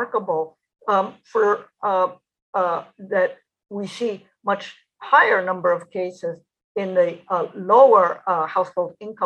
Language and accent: English; East Coast, United States; I grew up on the East Coast